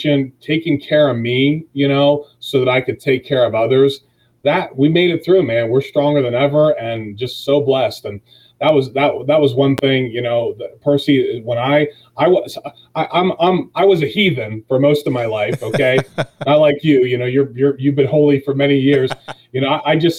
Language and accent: English; Dennison, Ohio, United States; So, I was born and raised in Denison, Ohio, a 922er.